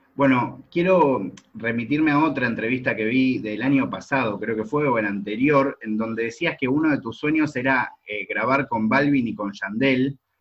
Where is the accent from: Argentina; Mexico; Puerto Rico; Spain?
Argentina; soy de Argentina